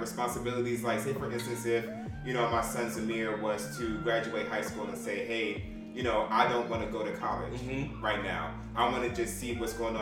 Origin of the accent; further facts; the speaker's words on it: United States; being American bred